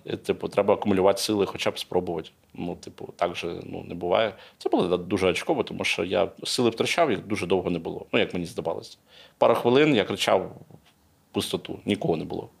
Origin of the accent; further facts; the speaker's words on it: Kyiv, Ukraine; Я з Києва, ну я киянин